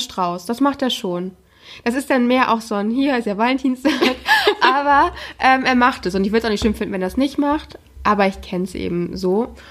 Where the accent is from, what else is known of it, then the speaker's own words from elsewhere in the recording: the North, Northern Germany, Germany; der Norden ist meine Heimat